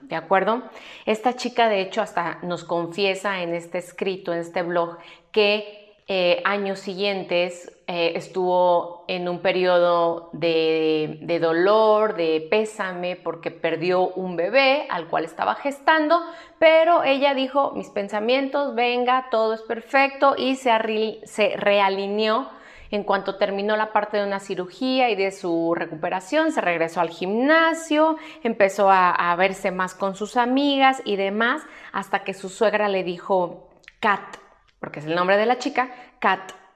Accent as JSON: {"language": "Spanish", "country": "Mexico", "said": "aquí en mi país que es México"}